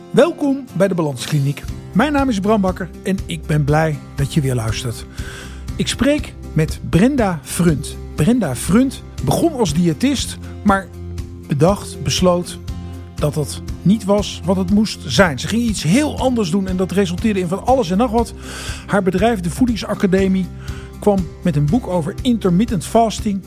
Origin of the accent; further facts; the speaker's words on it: Friesland, Netherlands; ik kom uit Friesland, waar we ook een SIOS hadden in Hiereveen